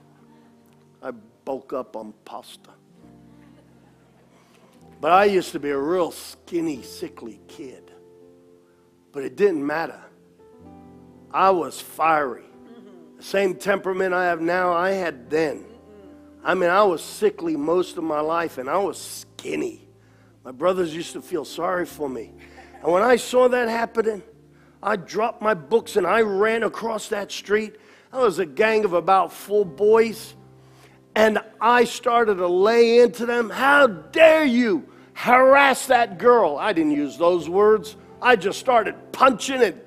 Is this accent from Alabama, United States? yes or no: no; New York, United States; growing up in New York